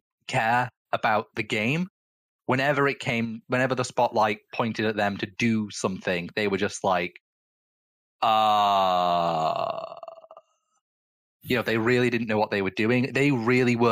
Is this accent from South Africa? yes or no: no; Manchester, North West England, United Kingdom; I'm from Manchester